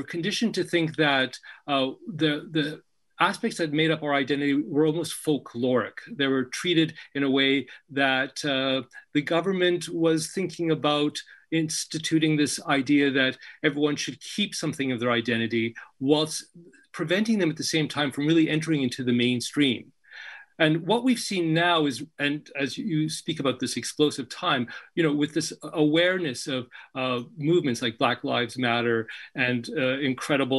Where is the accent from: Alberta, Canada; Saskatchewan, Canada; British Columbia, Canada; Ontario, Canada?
British Columbia, Canada; Victoria; moved away as an adult; also born or lived in Egypt / Toronto; I was raised in Victoria, BC